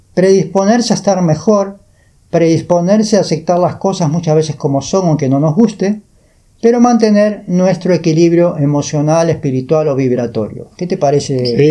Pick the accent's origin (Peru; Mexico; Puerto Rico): Peru; moved away as an adult; now in Uruguay; yo vengo de Perú